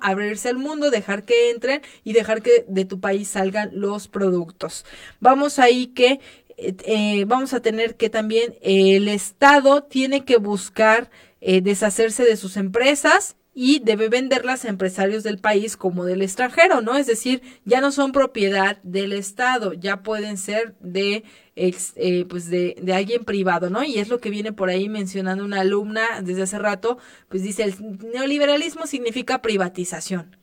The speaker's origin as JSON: {"language": "Spanish", "country": "Mexico", "said": "nuestra realidad como mexicanos"}